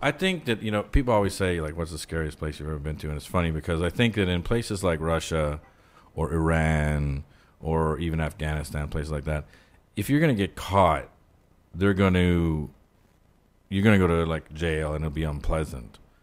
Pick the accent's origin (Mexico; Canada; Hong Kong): Canada; Ottawa, Ontario; moved away as an adult; now in United States; where I grew up in Ottawa